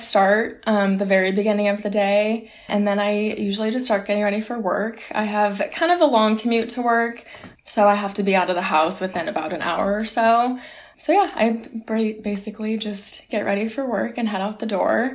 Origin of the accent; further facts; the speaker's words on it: California, United States; moved away as an adult; now in Boston, United States; my hometown in California.